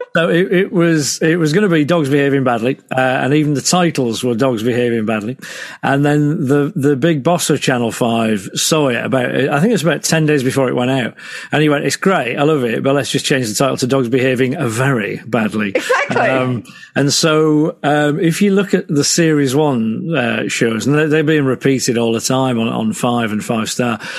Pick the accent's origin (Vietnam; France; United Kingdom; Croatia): United Kingdom; Selby, Yorkshire and the Humber; moved away as an adult; also born or lived in Hull; I grew up in Selby.